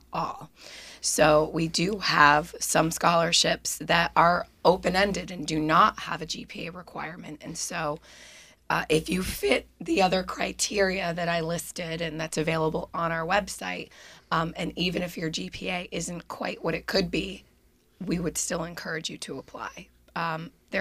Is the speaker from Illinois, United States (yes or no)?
no; Plainfield, Connecticut, United States; also born or lived in Canada; I grew up in Plainfield, so only about a 20-minute drive.